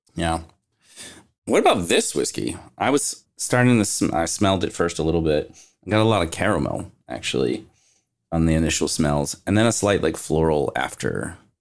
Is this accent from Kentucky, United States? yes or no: yes; Kentucky, United States; moved away; I'm actually from Kentucky